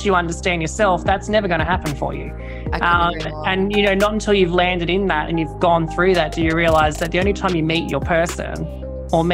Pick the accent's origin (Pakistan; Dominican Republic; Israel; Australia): Australia; Campbelltown, New South Wales; I grew up in Campbelltown, so southwestern and corridor, Sydney